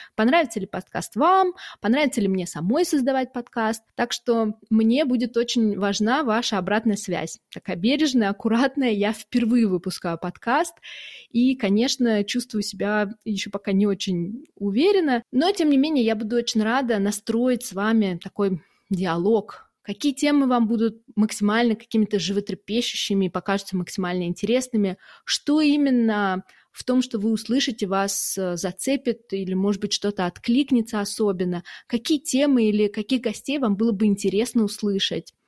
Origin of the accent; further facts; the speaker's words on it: Saint Petersburg, Russia; now in Germany; Сама я из Петербурга, а сейчас живу в Германии